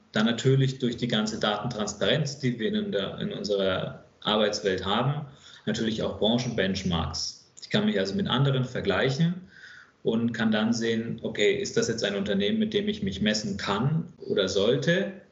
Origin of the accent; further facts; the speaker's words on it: Bamberg, Bavaria, Germany; moved away as an adult; also born or lived in Hamburg / Stuttgart area; ich bin äh, gebürtiger Hamburger, in Oberfranken aufgewachsen, aufgrund des Jobs von meinem Vater. Ich war so fünf, sechs, als wir nach Oberfranken gezogen sind und bin dann dort in einer kleinen Stadt namens Bamberg aufgewachsen